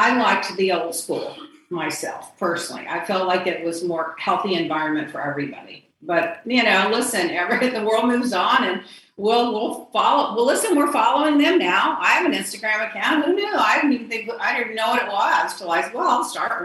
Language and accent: English; Texas, United States; moved away as an adult; also born or lived in Miami / Puerto Rico / Palm Beach; I'm from Texas, and I had an office in Dallas, Houston, San Antonio